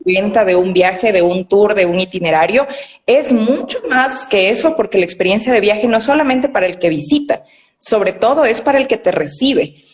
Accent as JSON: {"language": "Spanish", "town": "Quito", "region": "Pichincha", "country": "Ecuador", "said": "estudié en la ciudad de Quito, que es de donde yo soy"}